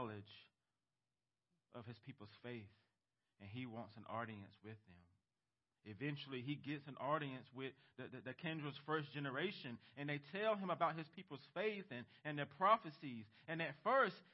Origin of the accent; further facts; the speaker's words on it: United States; as American Christians